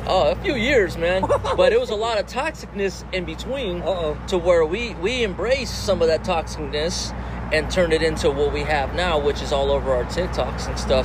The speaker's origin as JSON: {"language": "English", "town": "Las Vegas", "region": "Nevada", "country": "United States", "tie": "born or raised there", "said": "I'm born and raised in Vegas"}